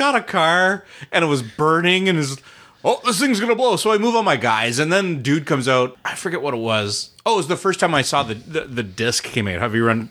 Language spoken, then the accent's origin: English; Canada; And I am the Canadian.